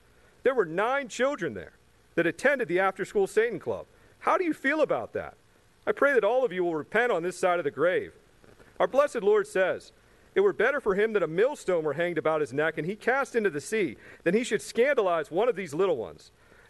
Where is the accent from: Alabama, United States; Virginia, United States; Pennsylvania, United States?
Virginia, United States; Chesapeake; I'm from Chesapeake.